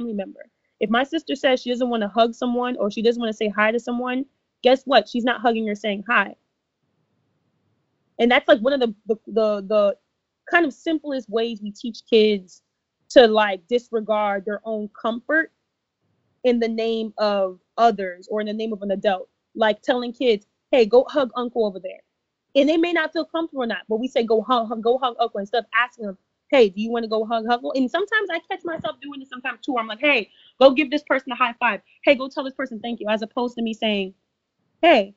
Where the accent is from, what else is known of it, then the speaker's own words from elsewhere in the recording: Ghana; I'm Ghanaian